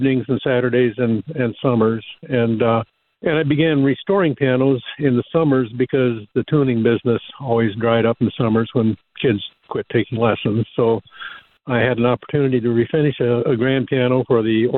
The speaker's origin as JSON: {"language": "English", "town": "Mason City", "region": "Iowa", "country": "United States", "tie": "born or raised there", "also_born_or_lived": "Festus, Missouri", "lives_now": "Boone, United States", "said": "grew up in Mason City, which is a town in northern Iowa"}